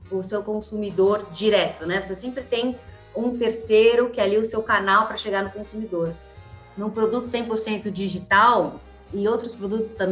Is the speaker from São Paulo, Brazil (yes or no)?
yes; São Paulo, Brazil; De São Paulo. Na ah, verdade, eu nasci e vivi minha vida inteira em São Paulo. Nasci no Hospital 9 de Julho, então mais paulista que eu não tenho, assim.